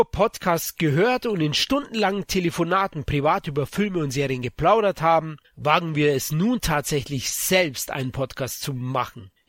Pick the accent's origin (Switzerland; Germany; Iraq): Germany; Munich, Bavaria; ich bin Münchner, komme aus Bayern Bayern. Vielleicht hört ihr das an meinem leichten Akzent, dass ich aus dem Süden Deutschlands komme.